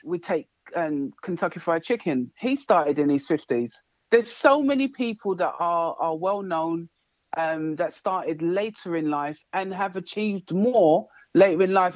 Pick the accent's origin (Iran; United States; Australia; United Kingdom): United Kingdom; London; I was brought up in Hackney. And that's East London.